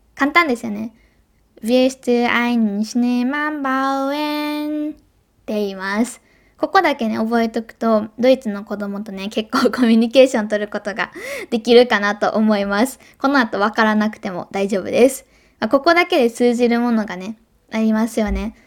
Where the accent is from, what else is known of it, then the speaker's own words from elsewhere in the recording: Hyogo, Japan; also born or lived in Germany; 兵庫ですよね、生まれ育った